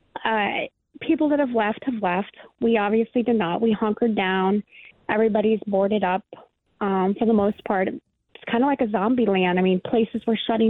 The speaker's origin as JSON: {"language": "English", "town": "Cincinnati", "region": "Ohio", "country": "United States", "tie": "born or raised there", "moved": "as an adult", "said": "I love, love, love my hometown"}